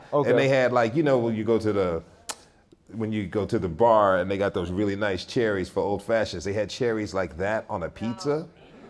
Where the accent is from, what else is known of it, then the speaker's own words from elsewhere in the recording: East Coast, United States; I'm from the East Coast.